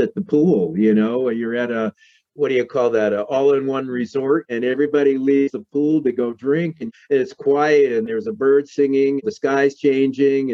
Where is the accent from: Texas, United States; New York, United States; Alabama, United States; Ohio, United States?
New York, United States; New York City; moved away; Growing up in New York City in Manhattan